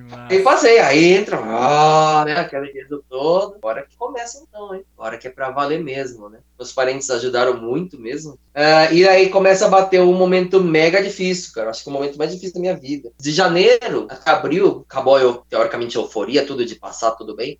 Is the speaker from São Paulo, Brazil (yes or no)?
yes; São Paulo, Brazil; moved away as an adult; also born or lived in Japan; Sou de São Paulo